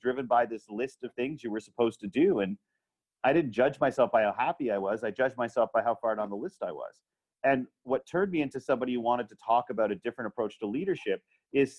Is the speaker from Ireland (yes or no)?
no; Canada; I am a wildly privileged straight white dude born in Canada.